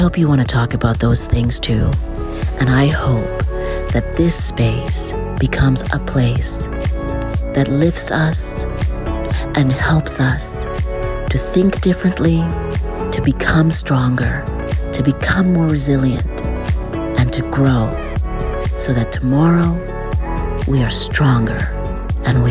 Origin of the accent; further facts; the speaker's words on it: Canada; as a Canadian